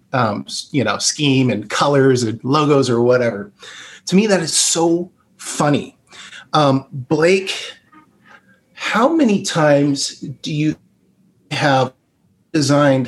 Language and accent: English; Bend, Oregon, United States; I grew up in Bend.